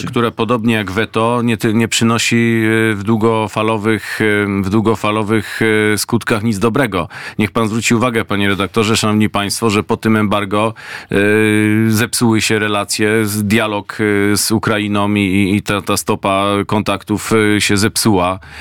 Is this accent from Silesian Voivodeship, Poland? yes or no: no; Greater Poland, Poland; z rodzinnej Wielkopolski